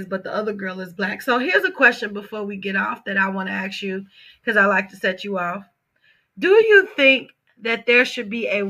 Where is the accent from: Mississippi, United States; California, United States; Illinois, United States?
Illinois, United States; Chicago; now in Indiana, United States; I'm from Chicago.